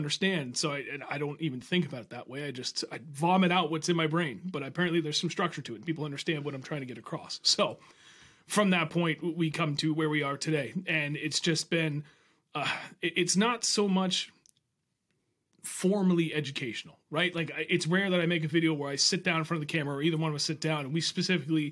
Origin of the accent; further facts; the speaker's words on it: Milford, New Hampshire, United States; Flatlanders, what everybody else in New Hampshire calls us, because we're just down and we're in Milford, in that little valley